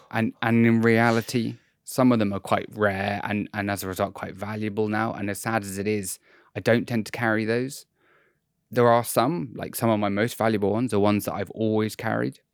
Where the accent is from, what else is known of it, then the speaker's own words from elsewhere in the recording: United Kingdom; as a British person